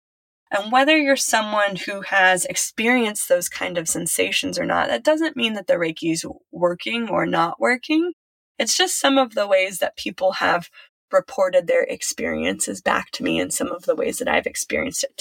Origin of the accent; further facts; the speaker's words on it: Silicon Valley, California, United States; I was raised in Silicon Valley.